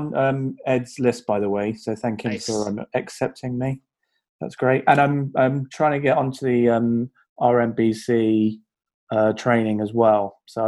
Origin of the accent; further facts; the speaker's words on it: United Kingdom; accent: British; my accent seems to go down quite well as always.